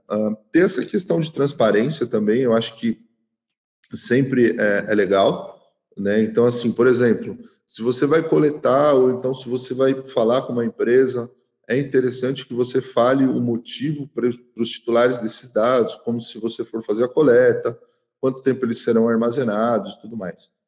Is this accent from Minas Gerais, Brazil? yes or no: no; São Paulo, Brazil; eu que sou de São Paulo, lá no centro tinha muito disso